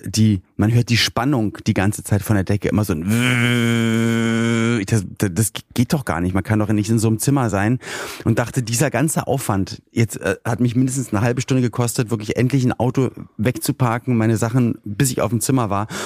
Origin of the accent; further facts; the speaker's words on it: Berlin, Germany; Ich komme ja aus, aus Berlin-Spandau